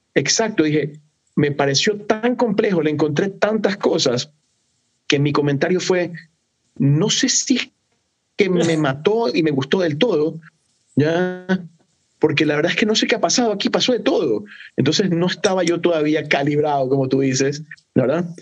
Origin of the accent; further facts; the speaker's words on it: Ecuador; Aquí en Ecuador nosotros tenemos una fruta que no es muy popular en otras partes del mundo, pero aquí en Ecuador es súper popular